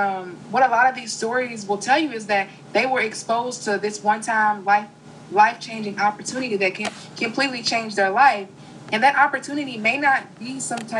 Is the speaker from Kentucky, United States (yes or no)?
yes; Kentucky, United States; I'm a girl from Kentucky